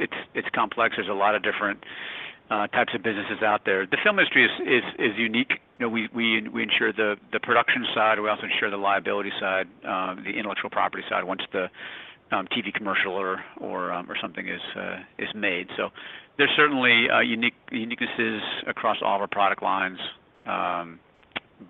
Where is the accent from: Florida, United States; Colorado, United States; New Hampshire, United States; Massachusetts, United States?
New Hampshire, United States; I grew up in New Hampshire